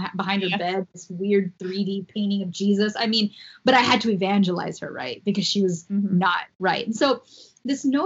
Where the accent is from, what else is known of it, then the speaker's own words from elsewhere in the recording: Miami, Florida, United States; I grew up in Miami, so I didn't grow up in a white context.